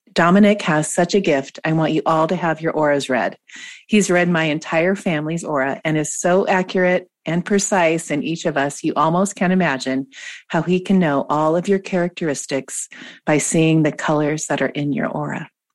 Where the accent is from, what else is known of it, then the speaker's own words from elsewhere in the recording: Washington, United States; moved away; where I grew up in Washington state